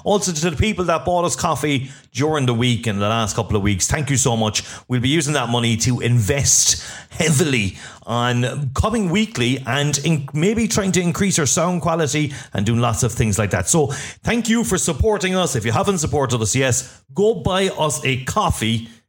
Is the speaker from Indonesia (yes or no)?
no; Scotland, United Kingdom; from Scotland